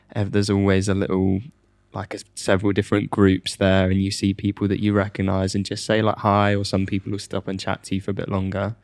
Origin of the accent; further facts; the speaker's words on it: United Kingdom; And as the British person that was, is used to the tube